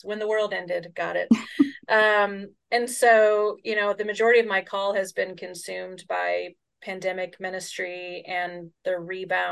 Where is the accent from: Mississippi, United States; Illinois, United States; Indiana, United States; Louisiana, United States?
Illinois, United States; Chicago; I grew up in Chicago